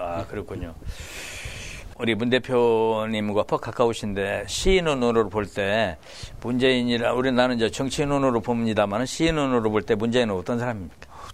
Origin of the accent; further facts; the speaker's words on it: Iksan, North Jeolla, South Korea; moved away as an adult; also born or lived in Seoul; now in Anyang, South Korea; 이리시라고 했죠. 예, 거기서 나가지고 저남성고등학교를 졸업을 했어요